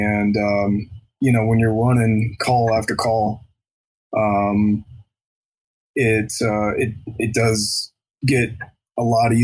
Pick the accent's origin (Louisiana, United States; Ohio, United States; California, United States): Ohio, United States; Columbus; now in Sierra Vista, United States; I'm from Columbus, Ohio.